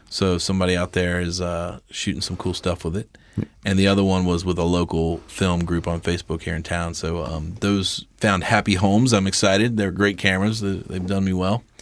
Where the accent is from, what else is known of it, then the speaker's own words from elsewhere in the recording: Cincinnati, Ohio, United States; we're from Cincinnati. We're a flyover